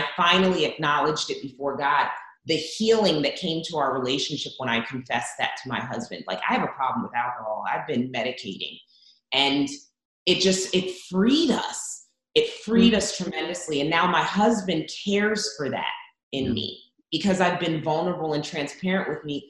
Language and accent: English; Zambia; now in United States; I was born in Zambia, actually.